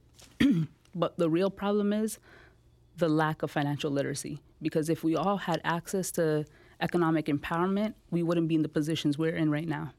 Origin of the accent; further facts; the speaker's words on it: Toronto, Ontario, Canada; also born or lived in India; I, I grew up in the Jane and Finch community.